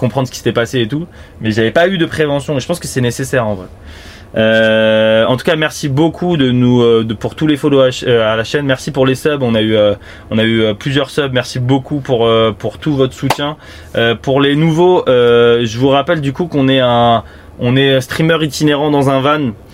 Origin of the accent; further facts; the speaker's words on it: Île-de-France, France; je suis né en, en Ile-de-France et j'ai pas eu de prévention par les gendarmes euh, dans mon collège ou mon lycée